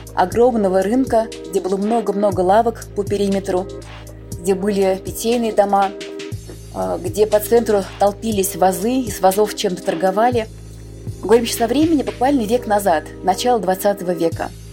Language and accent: Russian; Moscow, Russia; Я родилась в Москве, это мой родной любимый город.